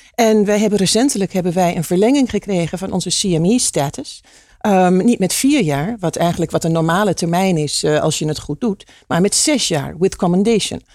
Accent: Hengelo, Overijssel, Netherlands; ik kom uit Hengelo.

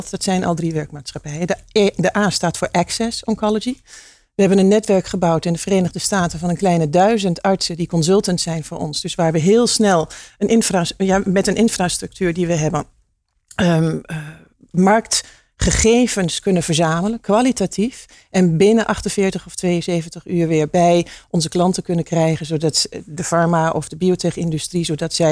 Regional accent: Hengelo, Overijssel, Netherlands; ik kom uit Hengelo. Dat is heel grappig. En mijn vader komt uit Oekraïne.

